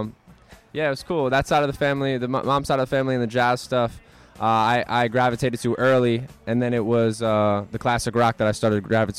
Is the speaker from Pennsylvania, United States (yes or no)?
yes; Morrisville, Pennsylvania, United States; I'm from Bucks County, Pennsylvania, from a place called Morrisville.